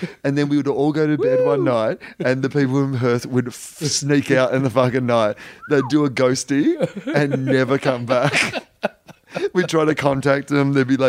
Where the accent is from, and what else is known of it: Australia